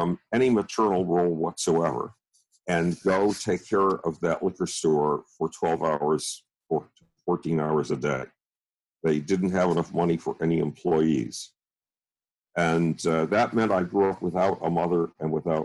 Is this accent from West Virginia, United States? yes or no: no; Buffalo, New York, United States; I grew up in Buffalo, New York, which in itself is a nightmare